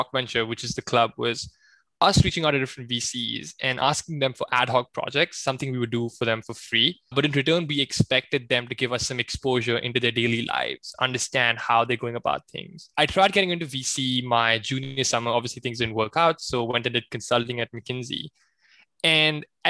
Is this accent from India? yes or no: yes; Pune, Maharashtra, India; moved away as an adult; now in United States; So I was born and raised in India, in a city called Pune, which is not too far away from Mumbai, and eventually moved to the States from undergrad in 2016.